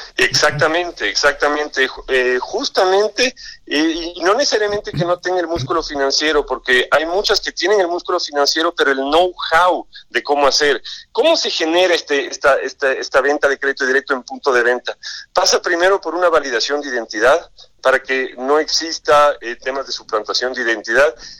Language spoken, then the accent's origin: Spanish; Ecuador; moved away as an adult; now in Mexico; yo vengo del Ecuador, trabajé alrededor de 20 años en un grupo financiero y comercial en el Ecuador